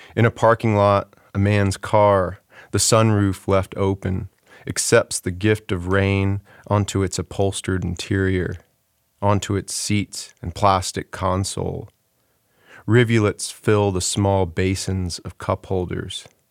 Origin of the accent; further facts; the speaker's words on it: Houston, Texas, United States; moved away as an adult; I sort of despised growing up in Texas and, and left pretty quickly